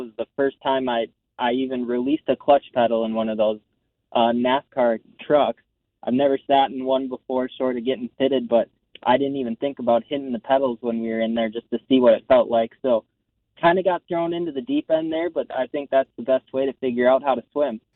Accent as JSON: {"language": "English", "region": "Minnesota", "country": "United States", "tie": "born or raised there", "moved": "yes", "lives_now": "North Carolina, United States", "said": "I grew up racing in the Midwest. Uh, I'm from Minnesota myself, so I cut my teeth at Elko Speedway from quarter midgets up to the big tracks"}